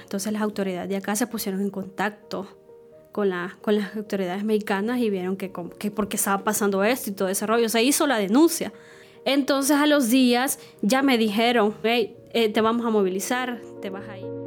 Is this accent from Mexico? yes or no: no; Estanzuelas, Usulután, El Salvador; now in San Salvador, El Salvador; Cuando tenía 5 años, eh, mi mamá decidió irse a vivir con, con, sus papás. Ellos viven en el departamento de Usulután, específicamente en el municipio de, de Sanzuelas